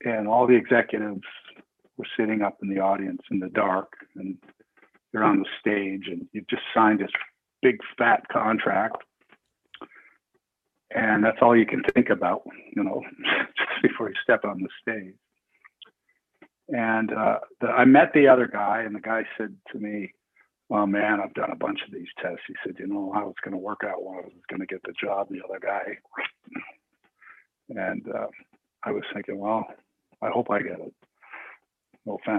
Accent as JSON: {"language": "English", "country": "Canada", "said": "I was from Canada"}